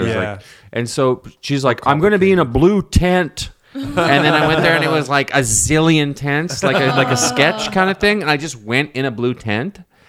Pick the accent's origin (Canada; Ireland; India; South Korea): Canada; moved away as an adult; now in New York, United States; this is a Canadian thing that we have to get over, and I have the same issue in New York.